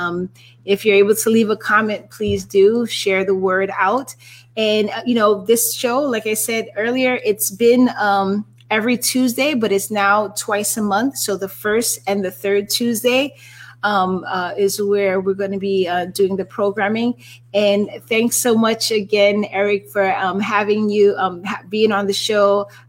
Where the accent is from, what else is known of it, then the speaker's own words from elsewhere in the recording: New York City, New York, United States; NYC represent. Absolutely. I'm from New York too.